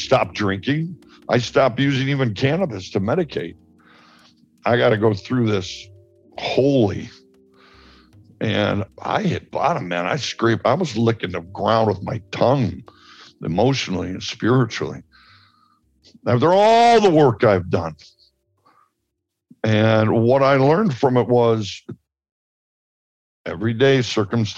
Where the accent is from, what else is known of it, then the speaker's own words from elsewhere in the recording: Chicago, Illinois, United States; I'm from Chicago